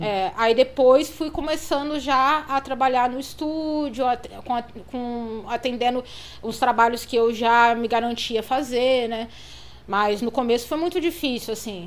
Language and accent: Portuguese; Petrópolis, Rio de Janeiro, Brazil; eu nasci em Petrópolis, no Rio de Janeiro, né? É uma cidade serrana, uhum. do interior